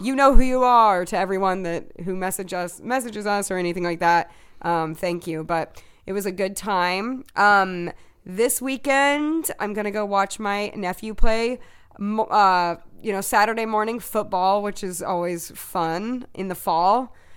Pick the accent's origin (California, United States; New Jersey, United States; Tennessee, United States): Tennessee, United States; I'm from Tennessee